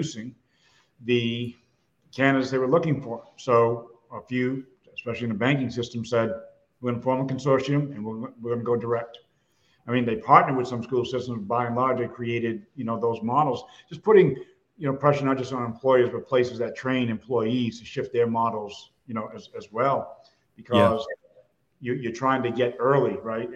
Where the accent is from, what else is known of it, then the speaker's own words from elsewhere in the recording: Massachusetts, United States; I was born and raised in Massachusetts